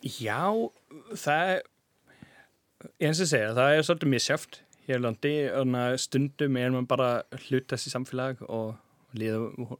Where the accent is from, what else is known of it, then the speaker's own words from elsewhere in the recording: Jena, Thuringia, Germany; Icelandic is a second language; moved away as an adult; also born or lived in Freiberg, Germany; now in Iceland; ég var alveg upp í Jena